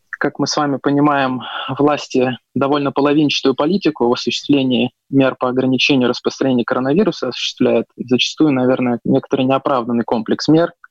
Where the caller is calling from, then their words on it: Moscow, Russia; Да, город Москва, из полнейшей самоизоляции.